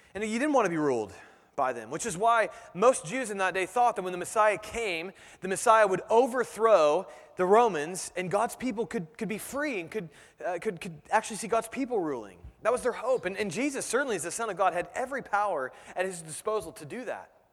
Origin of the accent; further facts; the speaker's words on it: United States; as Americans